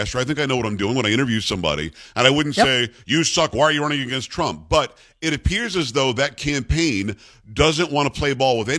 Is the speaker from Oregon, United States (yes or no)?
no; South Florida, United States; moved away; I grew up in South Florida